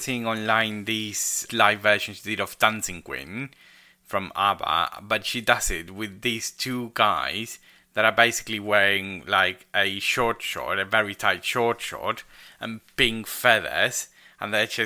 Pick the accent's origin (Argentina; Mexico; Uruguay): Argentina; English is a second language; moved away as an adult; now in United Kingdom; when I was back in Argentina in school, I went to a school where I learned